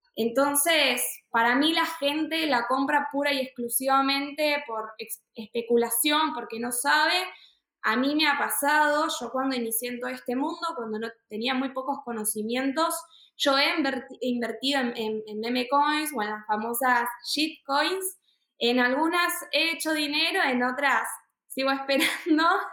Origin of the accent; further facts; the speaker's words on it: Buenos Aires, Argentina; nací y vivo en Argentina, Buenos Aires.